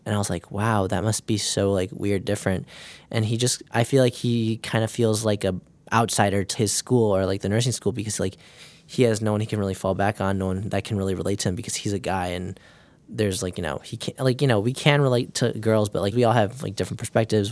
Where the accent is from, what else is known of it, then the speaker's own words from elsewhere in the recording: Mundelein, Illinois, United States; I'm from Mundelein, Illinois.